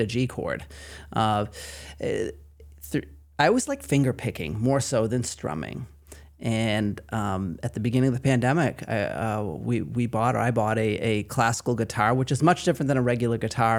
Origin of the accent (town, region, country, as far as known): Maine, United States; accent: Maine